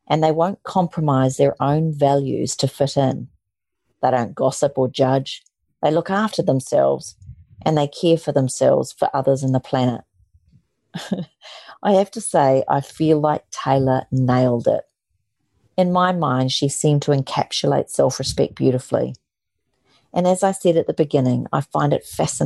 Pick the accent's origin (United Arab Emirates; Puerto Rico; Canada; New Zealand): New Zealand; moved away; my roots of growing up in New Zealand